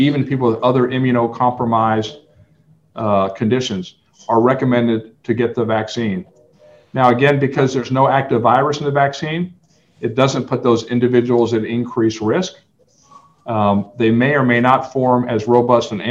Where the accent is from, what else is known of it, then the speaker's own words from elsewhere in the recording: Fairbanks, Alaska, United States; now in El Paso, United States; I grew up in Fairbanks, Alaska, and it gets about minus 40